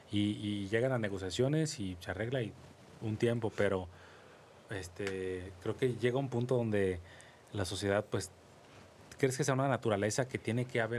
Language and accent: Spanish; Mexico; nosotros como mexicanos...